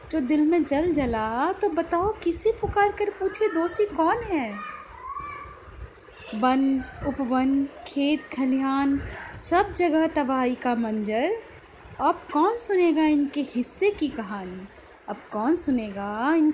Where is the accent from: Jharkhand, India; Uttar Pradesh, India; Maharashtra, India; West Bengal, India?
Uttar Pradesh, India; Noida; और मैं नोएडा से हूँ